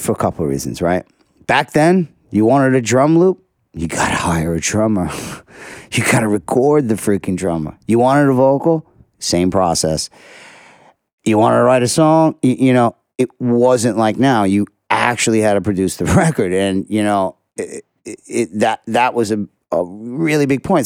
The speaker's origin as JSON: {"language": "English", "town": "New York City", "region": "New York", "country": "United States", "said": "I'm a kid from Sheepshead Bay"}